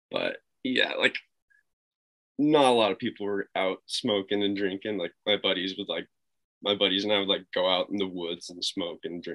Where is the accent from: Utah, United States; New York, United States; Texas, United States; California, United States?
Utah, United States; Bountiful; now in Salt Lake City, United States; I was like one of three kids there that grew up not Mormon